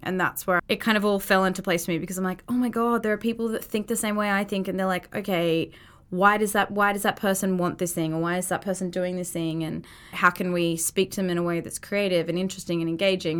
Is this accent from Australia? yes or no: yes; Brisbane, Queensland, Australia; moved away as an adult; now in United States; I'm from Brisbane, Australia